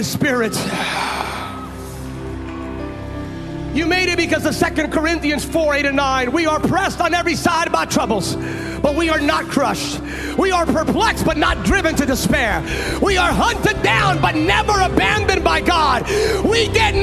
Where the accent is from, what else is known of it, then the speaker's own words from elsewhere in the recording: California, United States; I'm from California